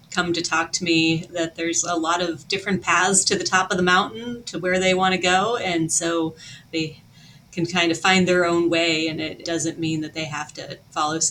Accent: Western Pennsylvania, United States; also born or lived in South Dakota; now in New York, United States; I grew up in a very rural part of Pennsylvania and Western Pennsylvania in a lot of national forest

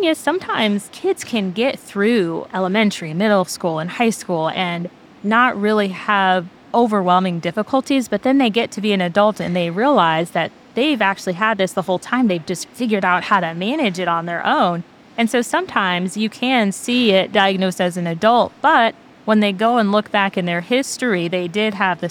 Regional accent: Pennsylvania, United States; also born or lived in Germany; I was born overseas in Germany, but went to high school in Pennsylvania

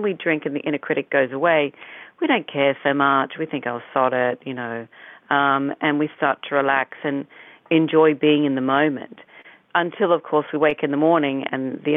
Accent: Australia; also born or lived in United Kingdom; being an Australian

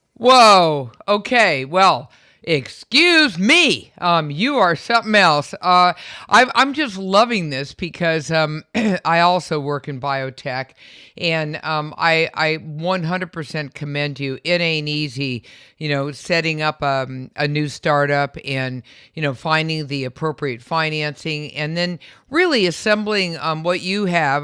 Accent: San Francisco, California, United States; I'm from San Francisco

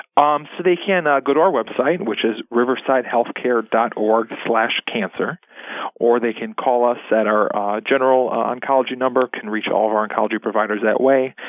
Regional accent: La Grange, Illinois, United States; I'm originally from the uh, Chicago area. I grew up in the western suburbs

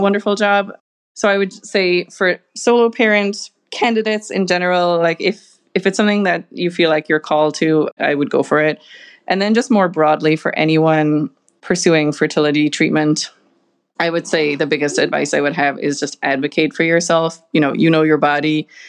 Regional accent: Ireland; moved away as an adult; also born or lived in Boston; now in Chicago, United States; I am originally from Ireland, if you can't pick it up from my accent

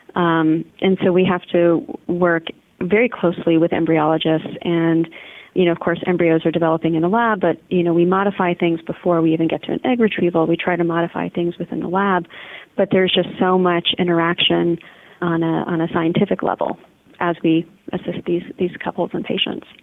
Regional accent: Washington, District of Columbia, United States; now in St. Louis, United States; Being from DC, I think I have a little bit of PTSD from literally the traffic

